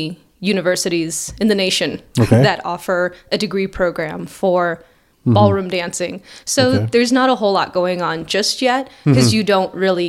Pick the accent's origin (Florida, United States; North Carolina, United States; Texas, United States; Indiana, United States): Texas, United States; El Paso; I am from El Paso, Texas.